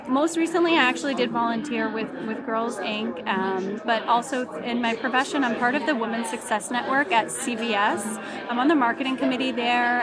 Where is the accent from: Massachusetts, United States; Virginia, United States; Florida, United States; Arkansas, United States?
Massachusetts, United States; Worcester; I'm from Worcester